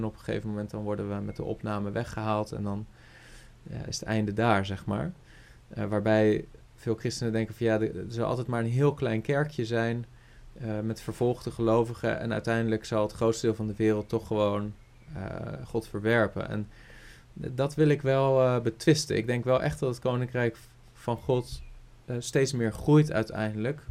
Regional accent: Rotterdam, South Holland, Netherlands; ik ben opgegroeid in, in een uh, eh, vol evangelische kerk in Rotterdam. Rotterdam-Zuid

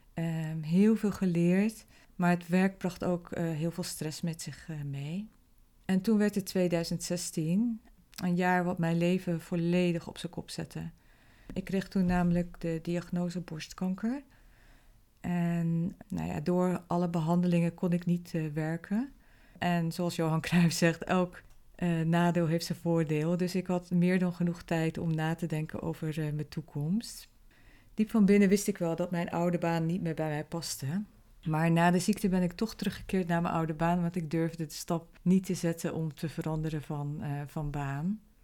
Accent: Zeelandic Flanders, Netherlands; moved away as an adult; also born or lived in Belgium / The Hague; now in Rotterdam, Netherlands; oorspronkelijk kom ik uit Zeeland en ben opgegroeid in een klein dorpje in Zeeuws-Vlaanderen

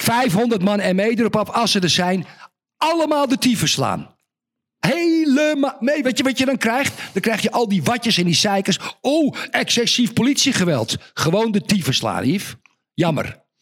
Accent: Zandvoort, North Holland, Netherlands; moved away; Ik ben geboren en getogen in Zandvoort.

